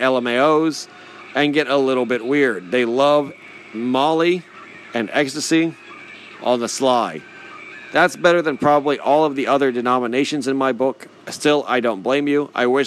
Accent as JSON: {"language": "English", "region": "Utah", "country": "United States", "said": "I'm from Utah, and a lot of my friends are Mormon."}